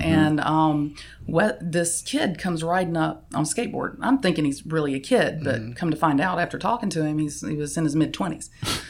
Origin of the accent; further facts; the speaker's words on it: Georgia, United States; moved away as an adult; also born or lived in Florida; now in San Diego, United States; We're from Georgia.